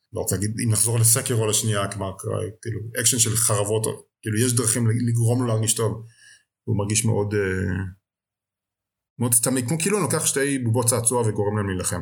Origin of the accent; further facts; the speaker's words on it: Israel; בתור ישראלי